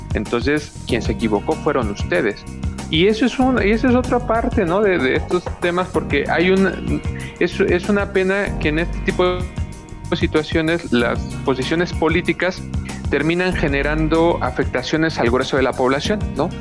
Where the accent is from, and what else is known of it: Mexico